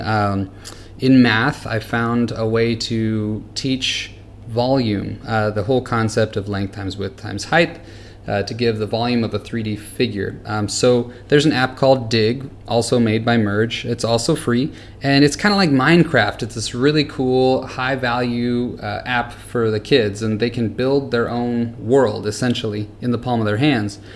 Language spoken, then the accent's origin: English; California, United States; moved away as an adult; now in Singapore; I'm originally from California